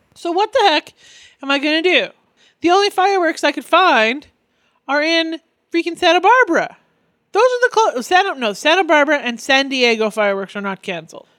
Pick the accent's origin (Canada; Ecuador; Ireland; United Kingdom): Canada; now in North Orange County, United States; I'm Canadian